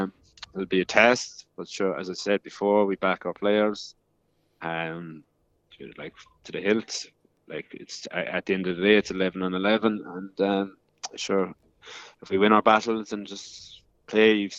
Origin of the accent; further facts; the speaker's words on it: Ireland; now in Perth, Australia; being Irish